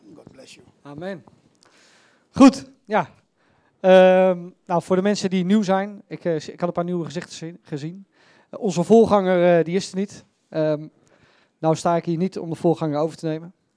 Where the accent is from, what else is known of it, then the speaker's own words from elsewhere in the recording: Netherlands; Ik ben Nederlander